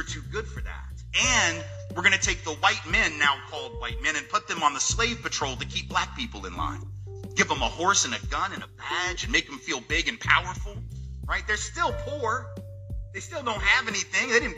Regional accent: the South, United States; I'm from the South, right? My people, the elite in my part of the country

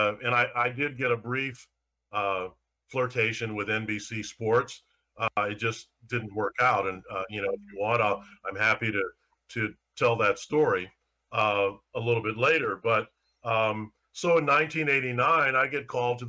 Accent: St. Louis, Missouri, United States; I'm in my hometown covering my hometown teams

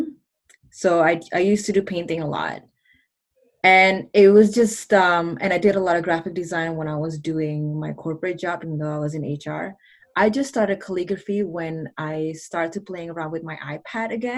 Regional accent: Mississauga, Ontario, Canada; English is a second language; I am from Mississauga, Ontario, Canada.

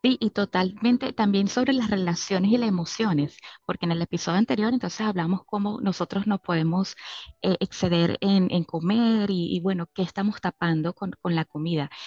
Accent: Venezuela; en mi caso como venezolana

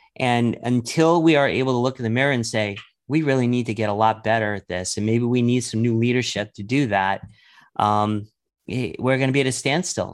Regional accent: New York, United States; I started growing up in New York

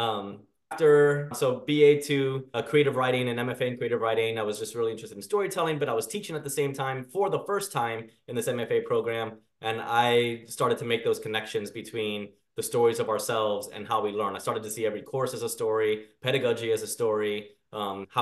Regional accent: Miami, Florida, United States; growing up in Miami, Florida

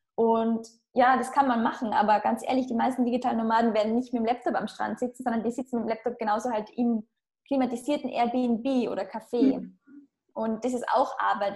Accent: Austria; moved away as an adult; Ich bin auch in einem Dorf aufgewachsen in Österreich, also jetzt nicht einmal nahe einer Stadt

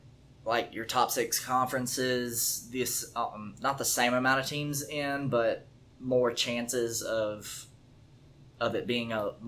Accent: Huntsville, Alabama, United States; I'm from Huntsville

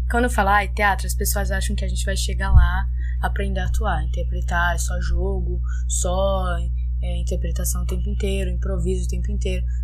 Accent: Brazil

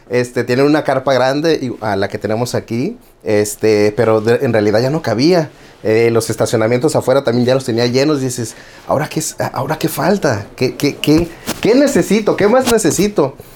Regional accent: Tijuana, Baja California, Mexico; also born or lived in Guerrero; now in United States; Este, soy eh, mecánico eléctrico. Este, vengo de Tijuana, Baja California, nacido en Guerrero y siempre digo malcriado en Tijuana.

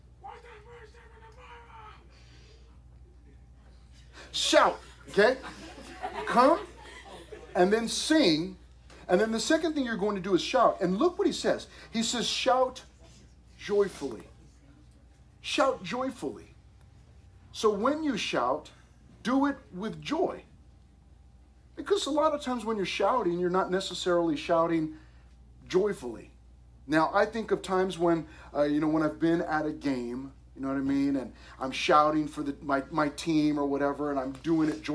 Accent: United States; I love being American

